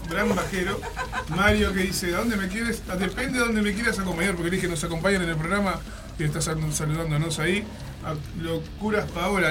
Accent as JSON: {"language": "Spanish", "region": "Artigas", "country": "Uruguay", "tie": "born or raised there", "moved": "yes", "said": "allá por mi pueblo, allá en Artigas"}